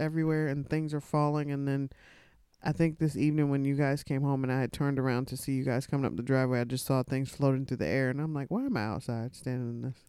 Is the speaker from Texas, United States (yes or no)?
yes; Texas, United States; when I was a kid, growing up in Texas.